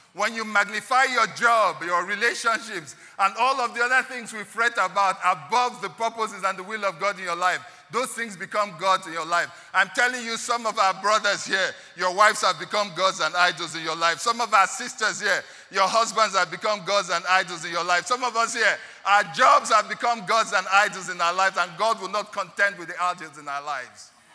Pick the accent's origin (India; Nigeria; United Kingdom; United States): Nigeria; I'm a Nigerian of Igbo descent